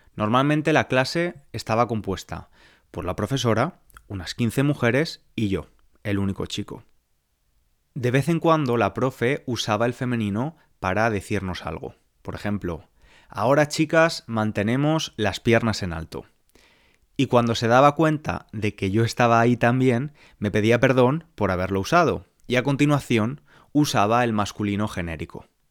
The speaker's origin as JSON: {"language": "Spanish", "country": "Spain", "tie": "born or raised there", "moved": "yes", "lives_now": "London, United Kingdom", "said": "nací en España, vivo en Londres, Inglaterra, en la actualidad"}